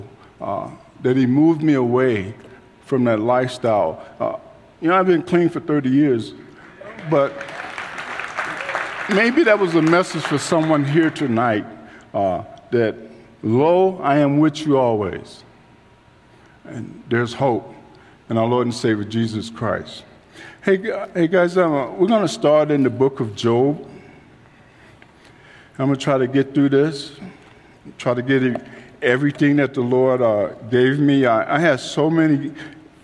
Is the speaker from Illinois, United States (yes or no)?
yes; Chicago, Illinois, United States; I grew up in Chicago, and I was out in the streets